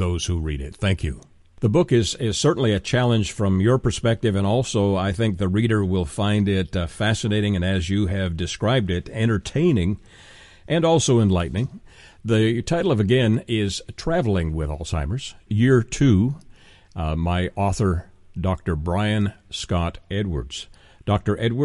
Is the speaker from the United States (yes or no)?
no; Canada; moved away; I am originally from Canada